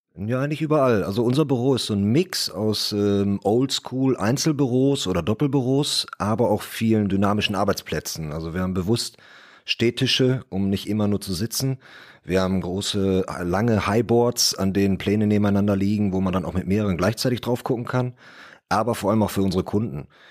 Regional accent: Bottrop, North Rhine-Westphalia, Germany; Ich komme aus Bottrop, bin also bin auch hier geboren, komme also aus der Region

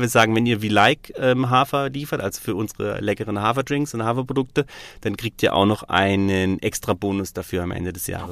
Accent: Freiamt, Baden-Württemberg, Germany; born or raised there; also born or lived in Stuttgart; now in Freiburg, Germany

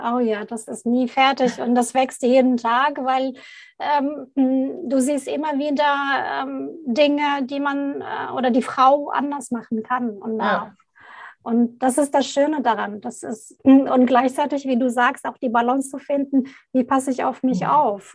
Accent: Baghdad, Baghdad Governorate, Iraq; moved away; ich komme gebürtig aus Bagdad, aus dem Irak

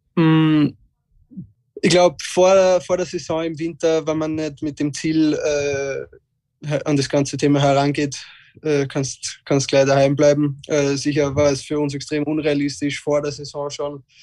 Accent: Austria; als Österreicher

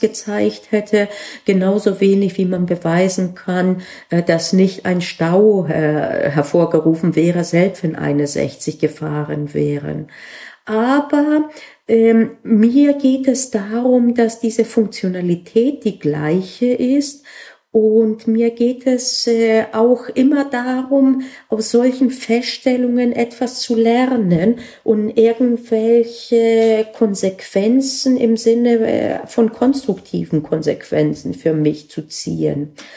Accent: Bavaria, Germany; bei uns in Bayern

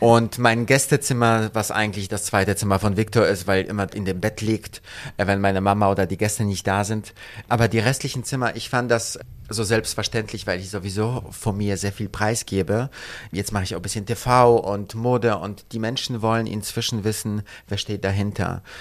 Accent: Gdańsk, Pomeranian Voivodeship, Poland; also born or lived in London / Paris / Italy / United States; now in Berlin, Germany; Ich bin in Danzig geboren, direkt am Wasser.

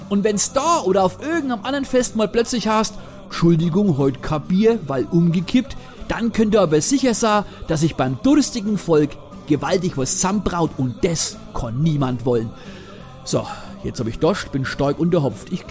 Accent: Kulmbach, Bavaria, Germany; dass das sehr häufig in meiner Heimatregion Kulmbach passiert.

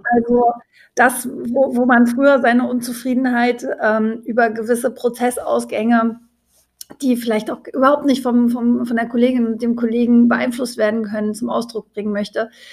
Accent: Leipzig, Saxony, Germany; als Leipzigerin

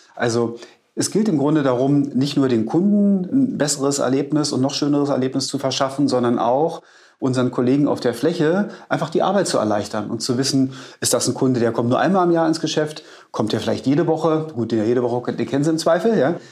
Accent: Berlin, Germany; Ich bin gebürtiger Berliner

